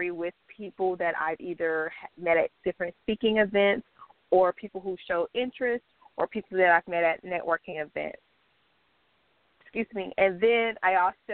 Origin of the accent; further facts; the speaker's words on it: Miami, Florida, United States; I am born and raised in South Florida, Miami